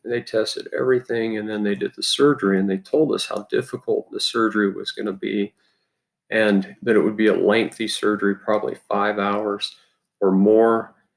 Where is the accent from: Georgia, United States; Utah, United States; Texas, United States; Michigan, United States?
Utah, United States; I grew up in Utah.